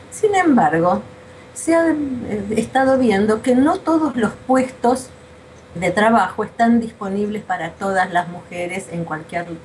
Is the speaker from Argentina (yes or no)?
yes; Argentina; also born or lived in Buenos Aires; soy argentina, vivo en Buenos Aires